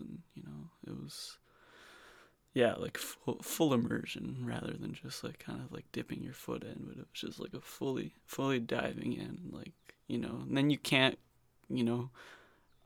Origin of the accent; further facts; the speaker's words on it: Fair Lawn, New Jersey, United States; moved away; In New Jersey, in the suburbs